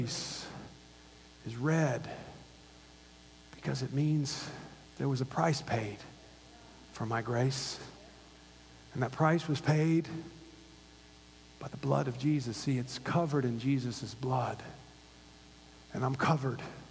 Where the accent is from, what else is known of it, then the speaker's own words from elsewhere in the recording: Gainesville, Florida, United States; now in Los Angeles, United States; I grew up in Hogtown, and it was called that for a reason. Number one party school in the nation. The University of Florida.